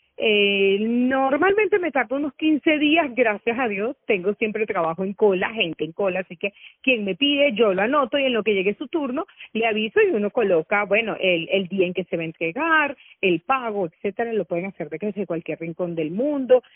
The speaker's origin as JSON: {"language": "Spanish", "town": "Caracas", "region": "Capital District", "country": "Venezuela", "tie": "born or raised there", "said": "yo nací en Caracas"}